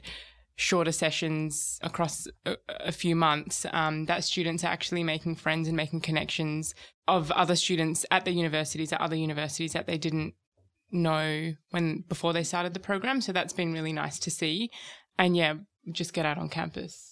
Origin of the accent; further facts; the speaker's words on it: Perth, Western Australia, Australia; moved away as an adult; also born or lived in Sydney; now in Melbourne, Australia; I moved over from Perth, which is where I'm from.